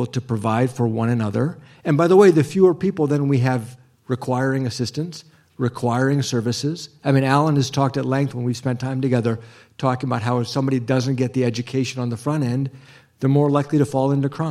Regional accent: Ohio, United States; When I grew up in Ohio, I grew up accompanying my mom

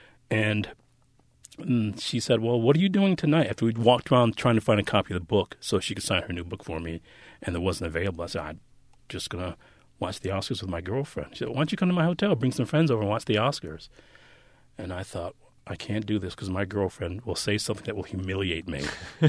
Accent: Detroit, Michigan, United States; I grew up in what I think they now demographically call an urban existence.

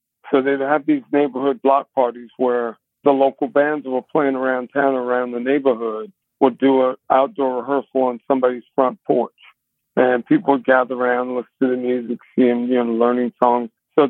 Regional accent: Baton Rouge, Louisiana, United States; moved away; also born or lived in New Orleans; Lived there for a while, but grew up in Baton Rouge primarily, but lived in New Orleans for a while.

